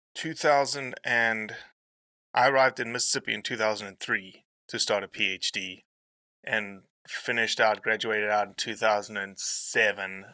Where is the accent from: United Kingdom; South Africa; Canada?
South Africa; now in Memphis, United States; my my South African ass